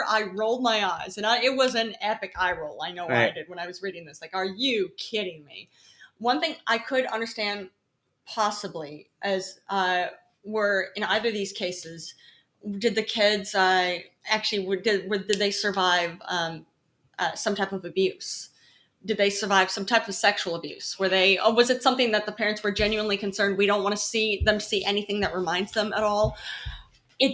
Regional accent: the Bible Belt, United States; now in New York City, United States; I grew up actually in the Bible Belt.

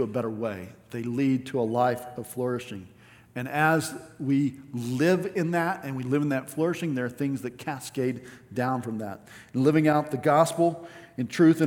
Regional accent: West Texas, United States; growing up in West Texas

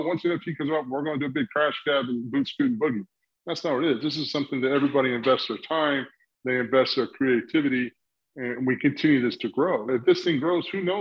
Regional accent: South Carolina, United States; I grew up in South Carolina

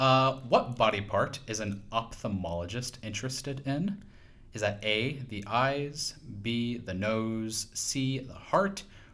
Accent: Virginia, United States; I am from Virginia, yes.

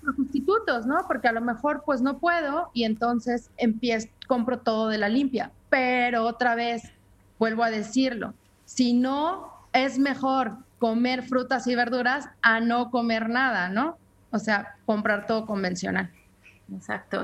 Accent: Mexico; como mexicanos y como latinos

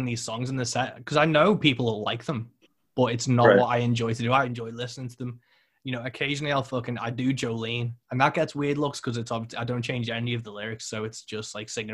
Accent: United Kingdom; I'm British

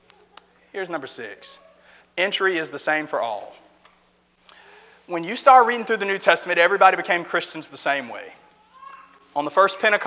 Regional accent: Colorado Springs, Colorado, United States; I was born in Colorado Springs

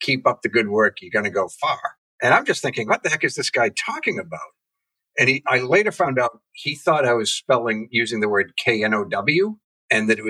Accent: New England, United States; I'm from New England

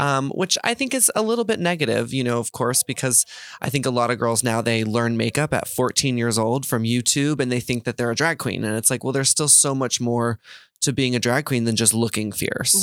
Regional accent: Texas, United States; I grew up in Texas

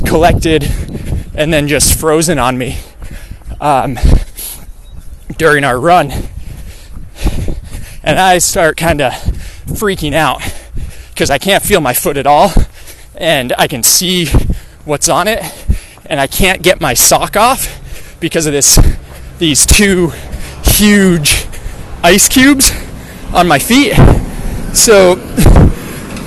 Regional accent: Stowe, Vermont, United States; I grew up in Vermont playing hockey at a rink

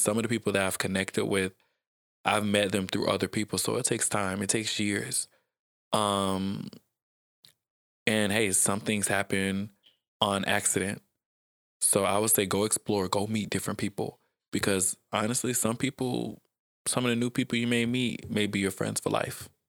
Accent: South Georgia, United States; also born or lived in Atlanta, Georgia; I grew up in South Georgia

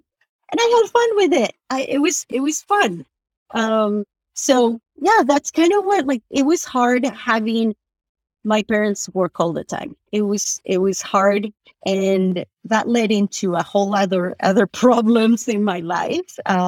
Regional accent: Utah, United States; also born or lived in Argentina; We landed in LA. And then we drove to Utah, but like I grew up in Utah, pretty much.

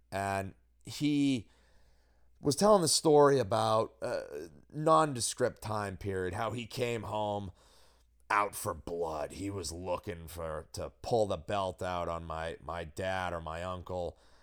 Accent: Newmarket, New Hampshire, United States; my hometown of, of scenic happening, booming metropolis, New Market, New Hampshire, of which I've mentioned I am a longtime townie

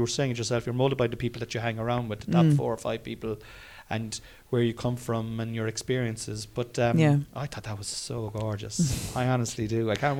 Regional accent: Cork, Munster, Ireland; I'm not from Dublin. I'm from Cork. And I'm delighted to be from Cork.

